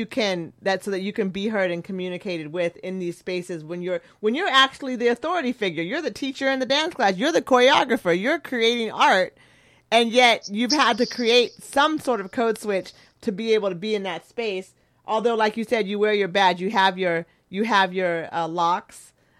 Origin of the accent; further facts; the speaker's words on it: Eugene, Oregon, United States; I grew up in Eugene, but then I traveled the world with my family. So my view is really multicultural.